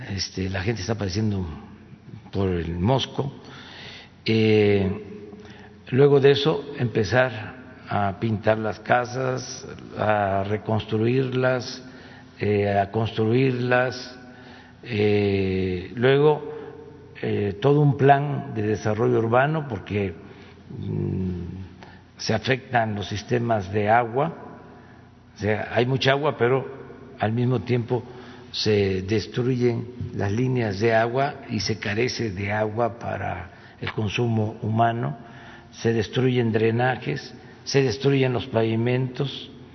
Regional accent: town on the Tepetitán river, Tabasco, Mexico; el río Tepetitán, que es el río que pasa por mi pueblo

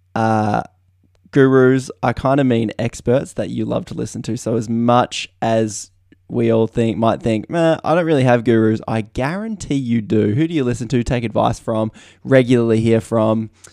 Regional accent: Australia; I'm Australian here

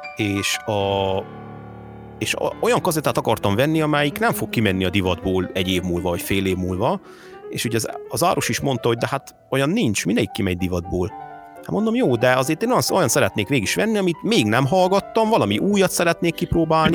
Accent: Hungary; Én abban a korszakban nőttem fel, amikor ő, amikor ő nagy sztár volt idehaza.

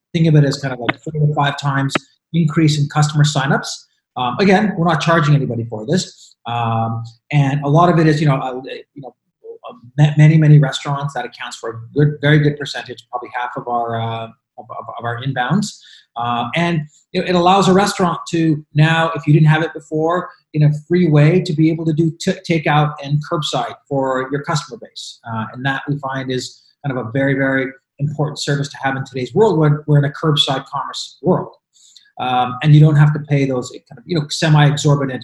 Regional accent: Montreal, Quebec, Canada; also born or lived in New York; now in United States; where we're from, where Lex and I are from, which is Montreal.

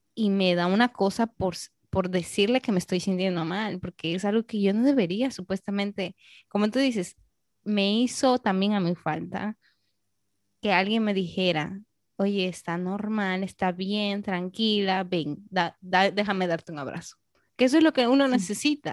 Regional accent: Peru; now in Dominican Republic; soy peruana

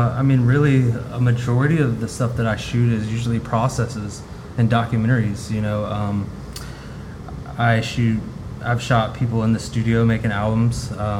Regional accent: Austin, Texas, United States; I'm originally from the Austin area.

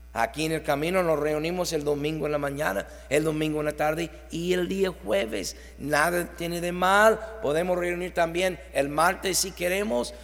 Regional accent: Mexico; Nosotros decimos como mexicanos

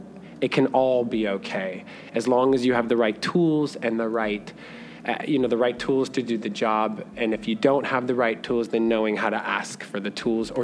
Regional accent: Idaho, United States; from Idaho. Like, I came here not knowing what to expect, not knowing.

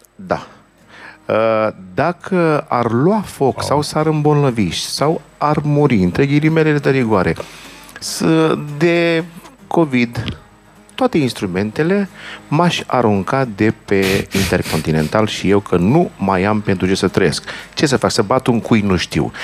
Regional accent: Bucharest, Romania; also born or lived in New York, United States; eu m-am născut pe Rahova.

